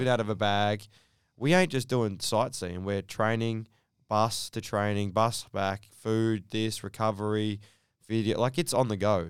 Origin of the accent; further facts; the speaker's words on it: Sydney, New South Wales, Australia; Sydney. So, uh, born and raised in Bankstown